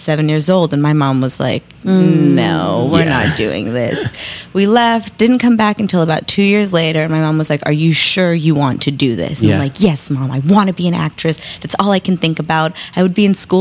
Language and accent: English; Los Angeles, California, United States; also born or lived in the Valley, Los Angeles; born and raised in East